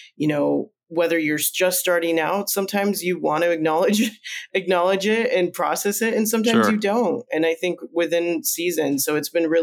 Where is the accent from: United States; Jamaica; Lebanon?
United States; Minnesota and Nebraska, Midwest; first language Spanish; moved away as an adult; also born or lived in Colombia; now in Portland, United States; I grew up in the Midwest, Minnesota and Nebraska primarily